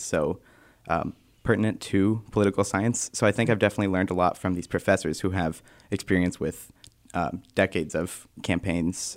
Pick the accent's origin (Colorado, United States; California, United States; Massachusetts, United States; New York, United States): Massachusetts, United States; Northampton; moved away as an adult; now in Keene, United States; I'm from Northampton, Mass, just about an hour south from here